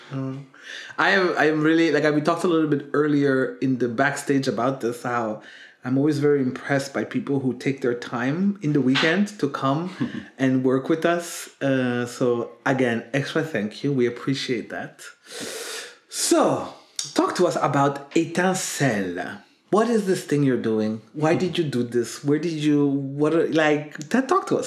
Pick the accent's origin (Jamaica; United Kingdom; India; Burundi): Burundi; also born or lived in Netherlands; now in Belgium; growing up in Burundi then moving to the Netherlands and then going back to Burundi to live there